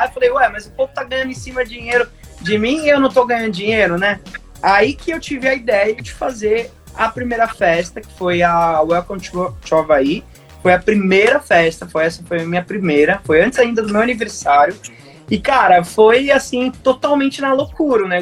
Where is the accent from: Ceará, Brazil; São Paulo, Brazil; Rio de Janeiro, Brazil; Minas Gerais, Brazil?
São Paulo, Brazil; Indaiatuba; eu sou nascido e criado em Dayatuba e não tem como a gente é, não ter tido a influência da gloriosa Zoff aqui na cidade, né?